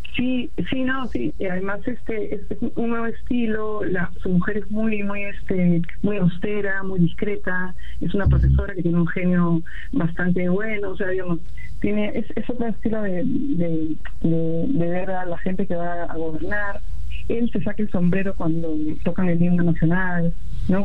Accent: Peru

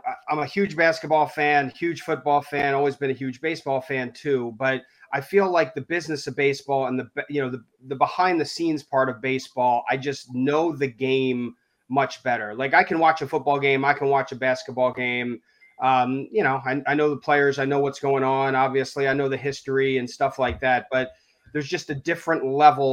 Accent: Wilmington, Delaware, United States; moved away as an adult; also born or lived in Syracuse, New York; now in Boston, United States; I grew up in Wilmington, Delaware, near Philly

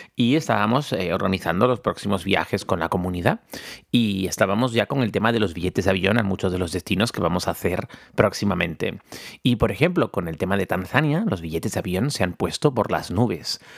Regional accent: Tenerife, Canary Islands, Spain; moved away; aquí en mi en mi tierra

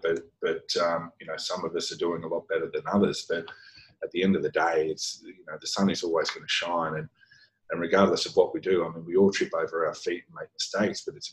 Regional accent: Brisbane, Queensland, Australia; moved away as an adult; also born or lived in Sydney; now in Singapore; I grew up in Brisbane, that's where I did all my training.

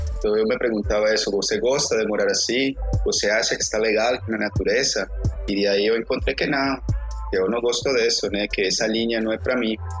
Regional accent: Colombia; yo soy de Colombia, ¿eh? Soy de una región muy específica.

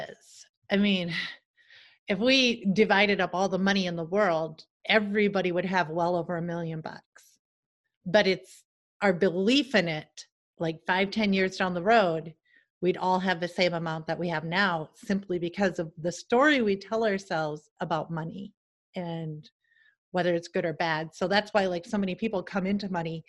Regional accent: Salem, South Dakota, United States; moved away as an adult; also born or lived in London, United Kingdom / Seattle; my hometown of a population of like less than 1500.

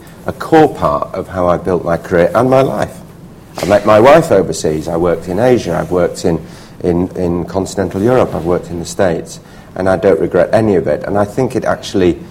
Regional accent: Leeds, Yorkshire and the Humber, United Kingdom; moved away as an adult; also born or lived in Hull; I grew up in Leeds

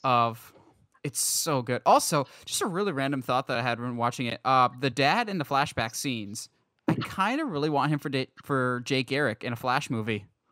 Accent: Philadelphia, Pennsylvania, United States; born or raised there; moved away

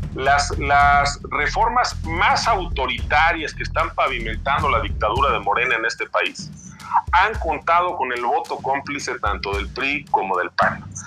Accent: La Magdalena Contreras, Mexico City, Mexico; regresé a esta que es pues mi comunidad de toda la vida, la Magdalena Contreras

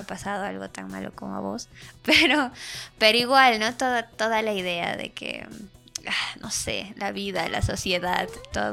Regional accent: Bolivia; yo sí estoy bien orgullosa de ser, no sé si bien orgullosa de ser boliviana

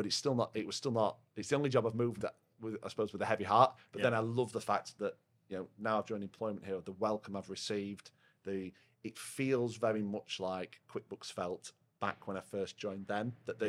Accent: Yorkshire and the Humber, United Kingdom; I'm quite loud. I'm a Yorkshireman. Yeah. I say what I see.

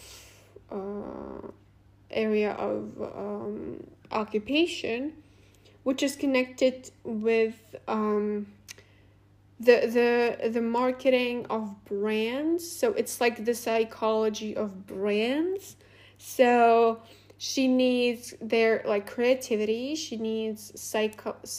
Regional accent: Latvia; first language Russian; English is a second language; it is not very convenient also to live here for me, for example, because my native language is also Russian

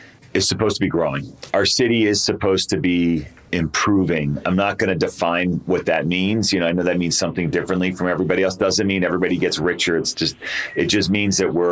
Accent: Boston, Massachusetts, United States; now in Albuquerque, United States; I was raised in the Boston area.

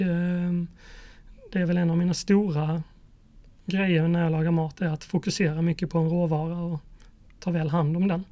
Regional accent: Mörrum, Blekinge, Sweden; Jag växte upp i Blekinge, i eh, en liten ort som heter Mörrum.

